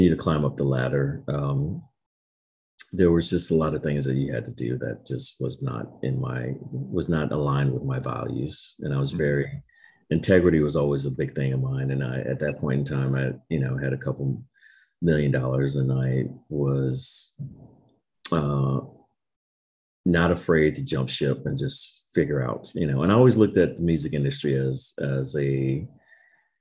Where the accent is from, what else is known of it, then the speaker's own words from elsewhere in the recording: Maryland, United States; moved away as an adult; also born or lived in Miami, Florida / California; I grew up in Maryland